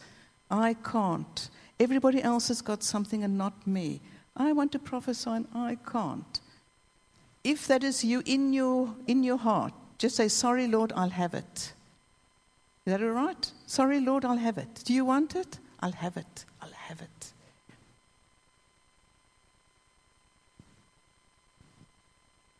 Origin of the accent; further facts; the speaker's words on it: South Africa; I'm South African